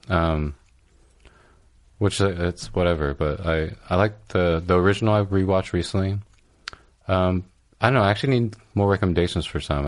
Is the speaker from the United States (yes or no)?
yes; California, United States; now in New York, United States; I'm from California